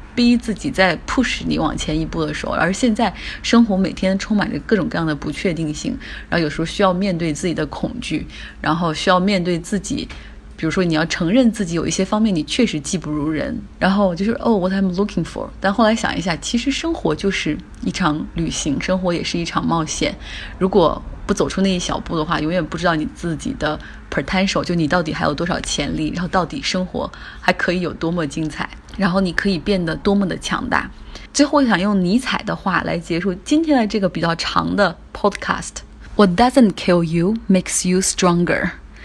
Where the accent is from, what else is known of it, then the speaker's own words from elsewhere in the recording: China; moved away as an adult; 用我们中国人的话说手头很紧